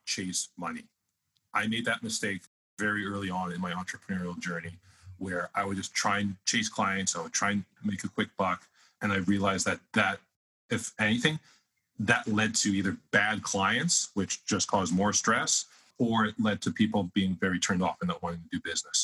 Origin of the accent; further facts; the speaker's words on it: Canada; I'm Canadian